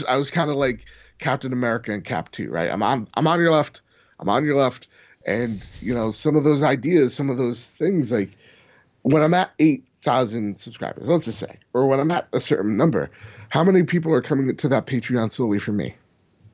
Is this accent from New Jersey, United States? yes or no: yes; New Jersey, United States; We're from New Jersey.